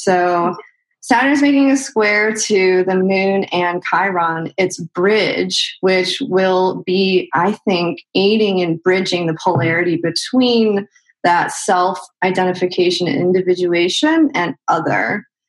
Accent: Chicago, Illinois, United States; now in California, United States; No, I'm from Chicago. Well, I've lived all over the place, but I'm mostly from Chicago. Went to school for photography in Chicago, mm-hmm. and then moved out to California in 2014.

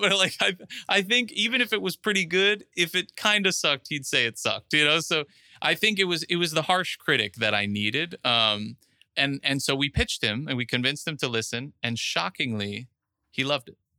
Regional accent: Miami Beach, Florida, United States; I was actually born and raised in Miami Beach

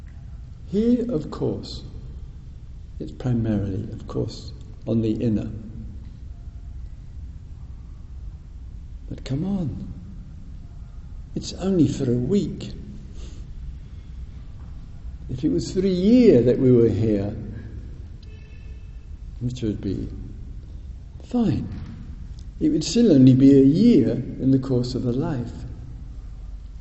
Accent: United Kingdom; being British

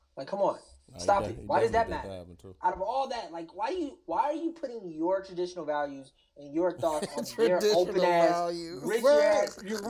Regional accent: Milwaukee, Wisconsin, United States; We're from Milwaukee

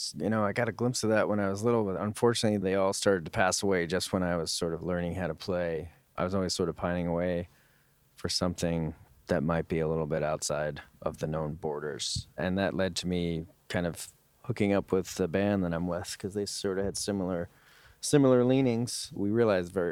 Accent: New York, United States; moved away; also born or lived in Westchester; I grew up in New York.

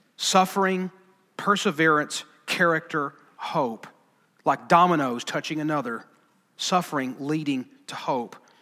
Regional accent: Alabama, United States; I'm from Alabama.

